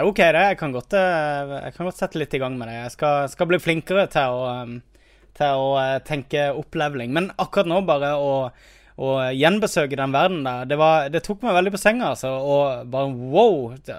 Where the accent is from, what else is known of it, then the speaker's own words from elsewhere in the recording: Kristiansand, Agder, Norway; moved away; jeg har vært hjemme i Kristiansand